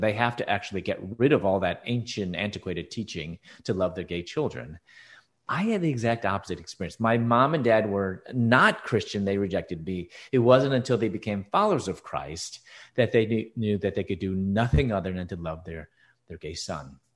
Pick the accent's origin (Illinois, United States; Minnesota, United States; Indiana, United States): Illinois, United States; Chicago; moved away as an adult; also born or lived in Louisville, Kentucky; I was born and raised in Chicago